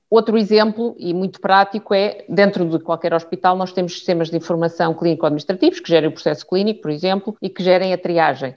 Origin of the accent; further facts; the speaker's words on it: Lisbon, Portugal; eu sou de Lisboa